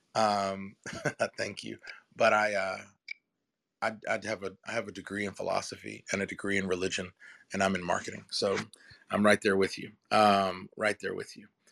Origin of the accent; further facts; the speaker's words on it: Durham, North Carolina, United States; We're from Durham, North Carolina.